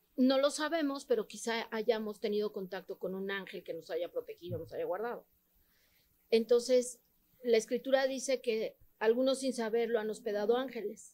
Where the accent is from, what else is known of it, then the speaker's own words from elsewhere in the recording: Mexico; also born or lived in Tlalnepantla; Somos más mexicanos que el mole aquí en Tlanepantla